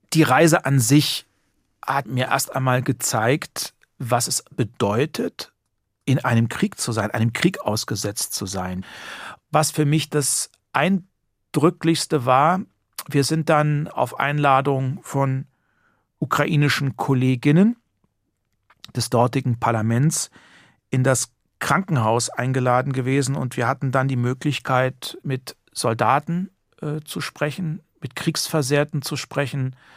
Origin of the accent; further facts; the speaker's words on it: Heringen, Hesse, Germany; ich bin wirklich in Heringen geboren, aufgewachsen, zur Schule gegangen